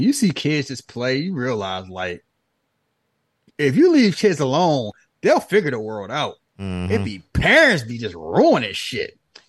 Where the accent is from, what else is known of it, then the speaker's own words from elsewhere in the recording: Philadelphia, Pennsylvania, United States; accent: American; Like, I'm from Philly, but if I talk to Philly, they be looking at me like I'm a country ass bumpkin.